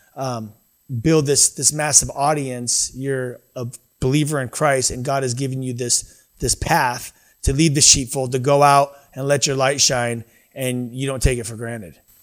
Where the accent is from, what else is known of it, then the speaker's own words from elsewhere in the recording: United States; I, I grew up in America